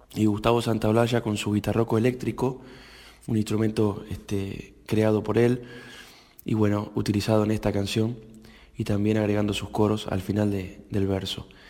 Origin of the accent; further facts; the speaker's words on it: Urdampilleta, Buenos Aires Province, Argentina; de unos amigos hacheros de, de Urdampilleta, de mi pueblo